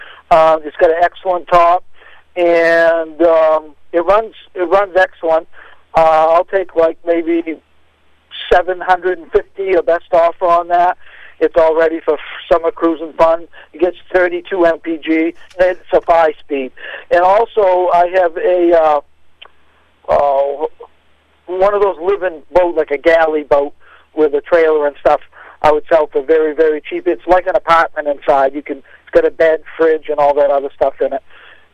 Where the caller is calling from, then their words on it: Palermo, Maine, United States; I'm calling from Palermo, Maine.